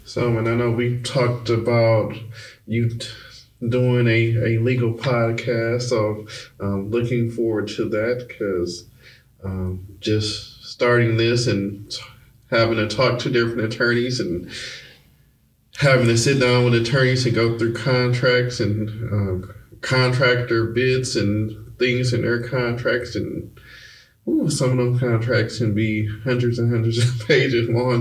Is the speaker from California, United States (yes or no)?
no; Detroit, Michigan, United States; moved away as an adult; also born or lived in Baltimore; we're moving from Michigan out of Detroit. So I actually lived in Baltimore for a little bit.